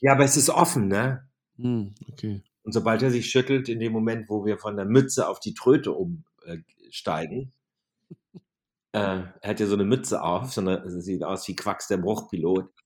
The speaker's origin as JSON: {"language": "German", "country": "Germany", "tie": "born or raised there", "said": "Das Deutsche Rote Kreuz, der Ortsverband Wülfing, dort wo ich groß geworden bin"}